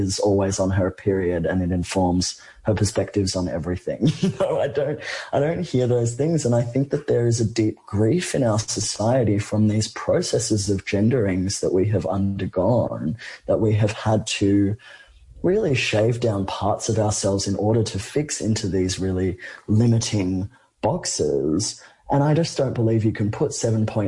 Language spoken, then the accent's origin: English; Australia; an Australian person who lives somewhere where gun violence is not a daily reality